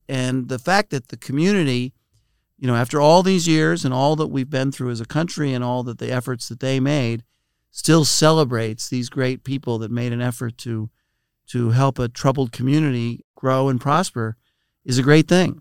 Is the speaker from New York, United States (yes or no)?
yes; New York City, New York, United States; I grew up in Brooklyn, and, uh, and I raised my children in Brooklyn